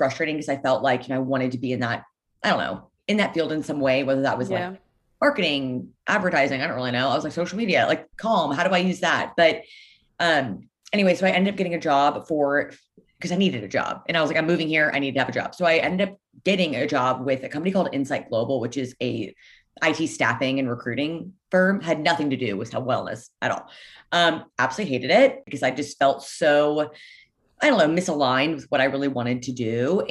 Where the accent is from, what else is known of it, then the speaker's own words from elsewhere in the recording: Leawood, Kansas, United States; I grew up in Leawood, Kansas, which is like a suburb of Kansas City